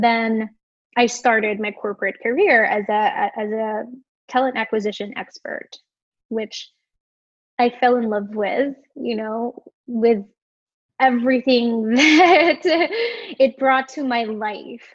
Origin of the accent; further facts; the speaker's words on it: Philippines; moved away as an adult; now in New York City, United States; I was born and raised in the Philippines and migrated here 10 years ago, almost 10 years ago